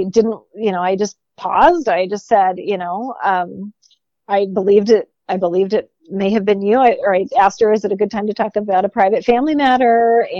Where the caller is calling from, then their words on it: Seattle, Washington, United States; hi, I'm calling from Seattle